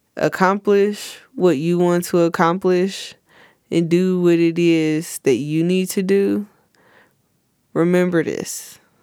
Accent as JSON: {"language": "English", "country": "United States", "tie": "born or raised there", "said": "I love it here, you know, it's my hometown"}